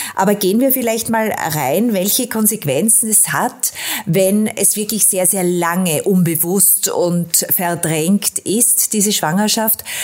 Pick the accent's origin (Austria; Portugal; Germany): Austria; da bin ich als Österreicherin äh, und aus der Nation, aus Sigmund Freud